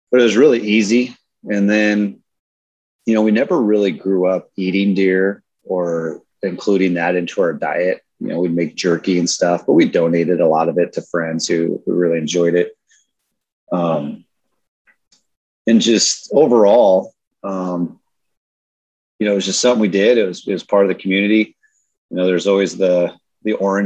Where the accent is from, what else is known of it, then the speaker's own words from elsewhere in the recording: just outside of Omaha, Southwest Iowa, United States; also born or lived in Anchorage, Alaska; how I was raised here in Southwest Iowa, grew up, just outside of Omaha here on a horse farm